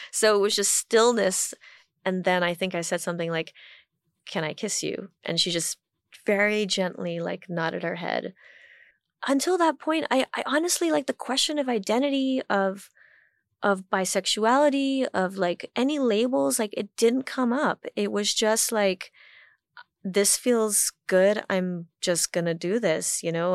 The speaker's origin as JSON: {"language": "English", "country": "Hong Kong", "tie": "born or raised there", "also_born_or_lived": "Washington, D.C., United States", "moved": "as an adult", "said": "growing up in Hong Kong"}